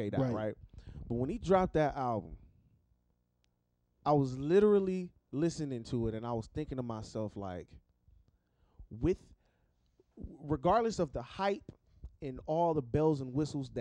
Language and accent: English; the Inland Empire or LA, California, United States; us who have grown up in the IE